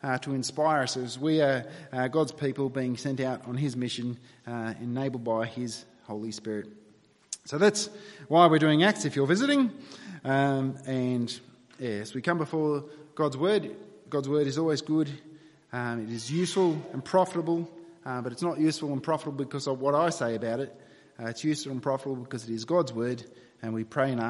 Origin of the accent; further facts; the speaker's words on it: New South Wales, Australia; moved away as an adult; also born or lived in Victoria; I grew up in New South Wales